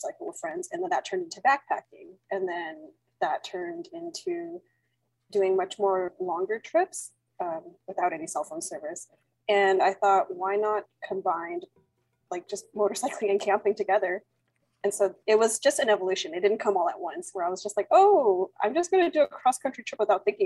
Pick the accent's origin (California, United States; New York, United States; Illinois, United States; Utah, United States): California, United States; Bay Area; I am from the Bay Area, California, United States, born and raised.